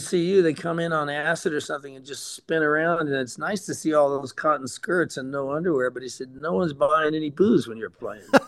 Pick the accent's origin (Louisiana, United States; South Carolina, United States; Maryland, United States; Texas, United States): Texas, United States; Amarillo; moved away as an adult; also born or lived in Detroit, Michigan / Cleveland, Ohio / Dallas, Texas; I was born in Detroit, and we lived in Cleveland, in Shaker Heights for a while. Then we moved to Dallas while my mother had my first of my little sisters. Then we moved to Amarillo. And so I was in Amarillo from six until I quit college at 22